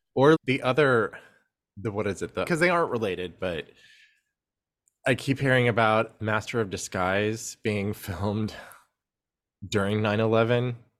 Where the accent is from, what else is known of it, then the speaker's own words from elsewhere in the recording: Houston, Texas, United States; I grew up in Houston